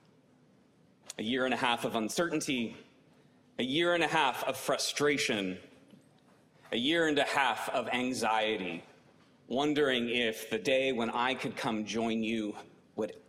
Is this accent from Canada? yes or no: yes; Canada; moved away as an adult; now in Virginia, United States; I'm Canadian